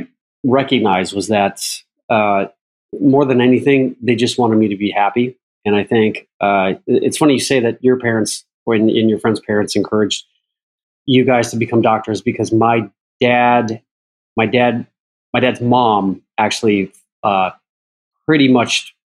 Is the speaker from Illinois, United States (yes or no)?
yes; Chicago, Illinois, United States; moved away; when I was growing up in Chicago